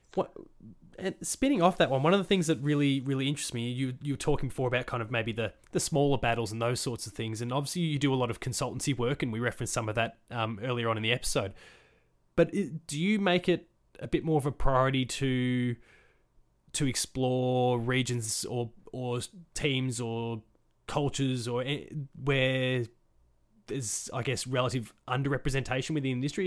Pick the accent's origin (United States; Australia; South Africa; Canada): Australia; I'm from Australia and it's a very for want of a better phrase it's a, it's a very whitewashed country